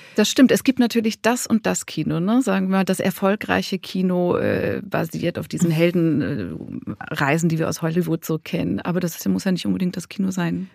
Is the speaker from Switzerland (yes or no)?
yes; Zurich, Switzerland; aus Zürich, wo ich herkomme